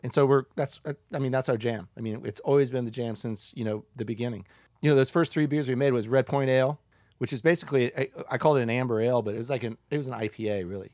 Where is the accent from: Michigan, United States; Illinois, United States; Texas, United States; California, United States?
Illinois, United States; Decatur; now in Boulder, United States; I'm so glad that I grew up uh, that I'm from Decatur. I'm glad to grow up there